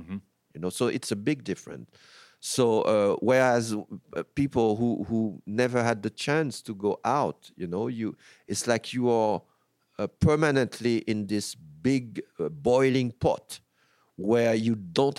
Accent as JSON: {"language": "English", "country": "France", "tie": "born or raised there", "also_born_or_lived": "United States", "said": "I have a very distant look to France sometimes because I grew up in France as well."}